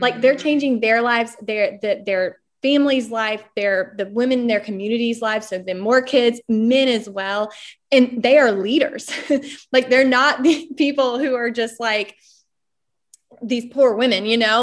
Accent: Smithfield, North Carolina, United States; moved away as an adult; also born or lived in London; I'm from Smithfield, North Carolina

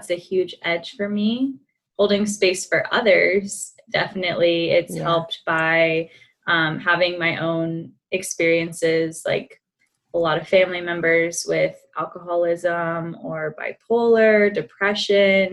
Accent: Atlanta, Georgia, United States; I was born and raised in Atlanta, Georgia, did the typical track, stayed in state for college

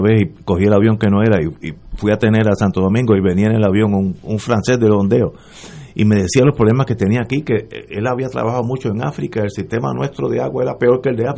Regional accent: Puerto Rico; yo soy puertorriqueño

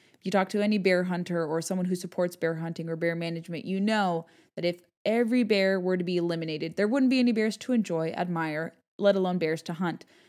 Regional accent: Southern California, United States; I grew up in Southern California

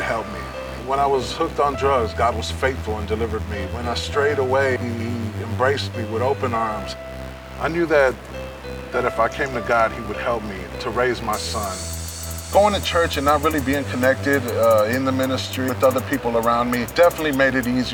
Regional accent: San Francisco, California, United States; I grew up here in San Francisco in the Mission District.

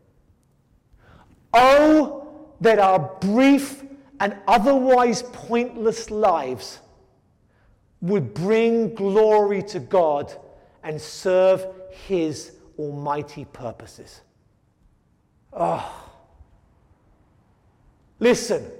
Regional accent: England, United Kingdom; moved away; I come from England

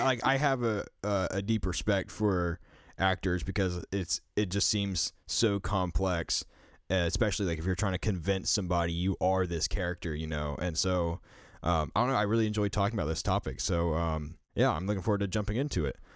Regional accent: the South, United States; growing up in the South myself

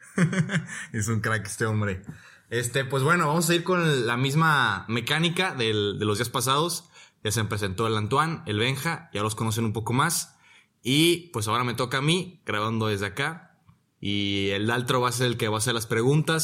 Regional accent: Guadalajara, Jalisco, Mexico; moved away as an adult; also born or lived in Monterrey, Nuevo León; now in Rome, Italy; Soy de Monterrey, Nuevo León. Pero disque, ¿no? La verdad es de que toda mi vida he vivido en, en Guadalajara. Soy más tapateo que nada

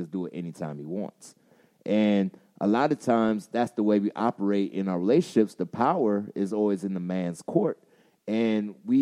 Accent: Charleston, South Carolina, United States; I'm from Charleston, South Carolina

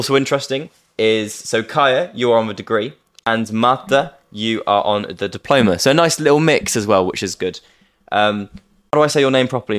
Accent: Devon, South West England, United Kingdom; now in London, United Kingdom; I'm from Devon.

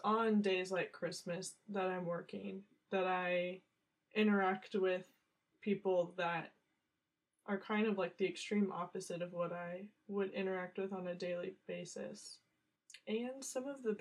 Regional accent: United States; I'm living in America. I'm an American

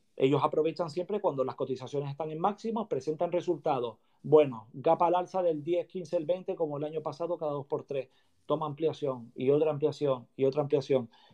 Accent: Canary Islands, Spain; also born or lived in Madrid; después ya yo decidí venirme para mi tierra, para Canarias

